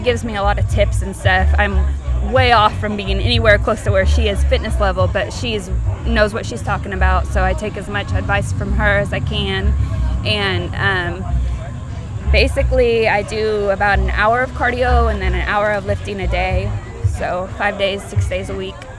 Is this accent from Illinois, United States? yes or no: no; Oregon, United States; also born or lived in California; now in Tennessee, United States; I'm from Oregon and then I moved to California and then I moved to Tennessee.